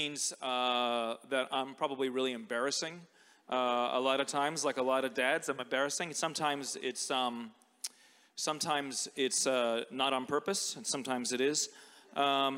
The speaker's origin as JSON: {"language": "English", "country": "United States", "tie": "born or raised there", "moved": "yes", "said": "growing up in America, a fortnight was like a vocabulary word from my English literature class"}